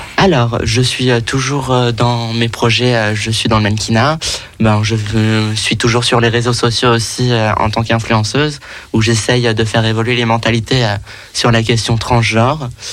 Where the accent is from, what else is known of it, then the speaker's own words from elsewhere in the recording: Paris, Île-de-France, France; j'ai grandi, j'ai grandi à Paris, j'habite à Paris